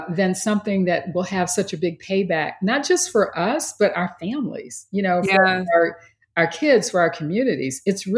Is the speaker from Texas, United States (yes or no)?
yes; Texas, United States; I grew up in Texas